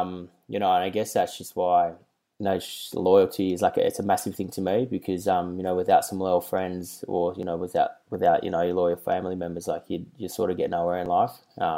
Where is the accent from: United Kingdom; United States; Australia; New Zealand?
Australia; Melbourne, Victoria; So I grew up in the North Carlton commission flats for, like, 18 years.